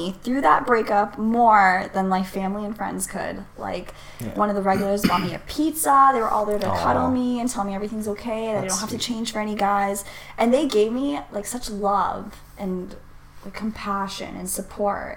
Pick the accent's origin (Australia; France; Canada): Canada; Toronto, Ontario; born and raised in Toronto my whole life